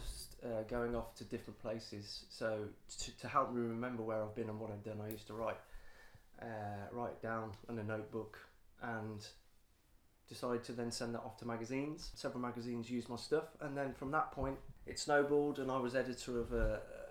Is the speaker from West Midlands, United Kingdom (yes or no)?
yes; Leamington Spa, West Midlands, United Kingdom; my hometown of Leamington